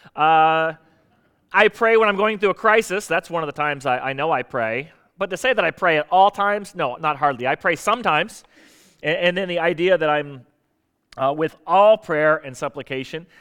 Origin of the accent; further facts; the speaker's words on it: South Florida, United States; moved away as an adult; also born or lived in Portsmouth, Virginia; now in Virginia Beach, United States; I grew up in South Florida